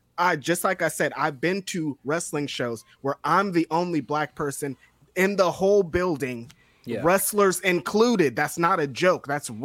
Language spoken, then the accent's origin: English; Bakersfield, California, United States; I'm from Bakersfield. I've been to a lot of shows that were 100% Latino shows, so I know what's going on.